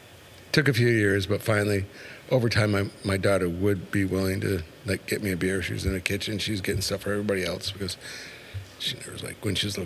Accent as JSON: {"language": "English", "country": "Canada", "moved": "yes", "said": "I'm from Canada originally."}